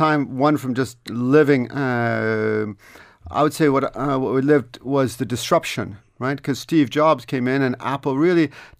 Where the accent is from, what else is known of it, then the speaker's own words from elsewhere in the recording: Canada; moved away as an adult; also born or lived in Vancouver / Montreal / Toronto / France; now in Dublin, Ireland; So I grew up in Canada, in Vancouver, Montreal, and Toronto. And then at the age of 24, I decided that actually I wanted to come back to Europe.